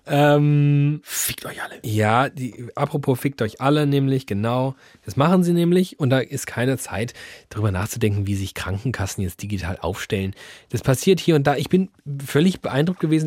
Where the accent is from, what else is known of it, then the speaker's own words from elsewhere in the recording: Germany; wir sind Deutschland